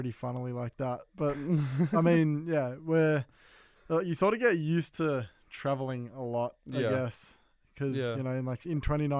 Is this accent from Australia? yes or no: yes; Melbourne, Victoria, Australia; that's why we're up here, like, in Gold Coast. Because we're from Melbourne.